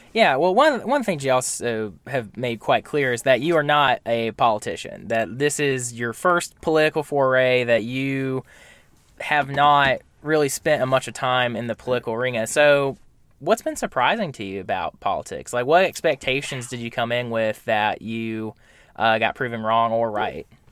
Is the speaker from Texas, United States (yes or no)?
no; Camden County, Georgia, United States; moved away; I'm from Camden County originally, so deep south Georgia